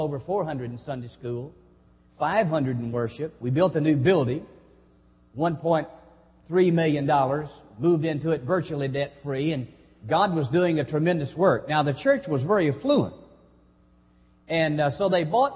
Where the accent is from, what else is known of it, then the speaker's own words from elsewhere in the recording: Hazard, Kentucky, United States; moved away as an adult; also born or lived in South Haven, Mississippi; now in Lynch, United States; I grew up in Hazard, some 30 miles away.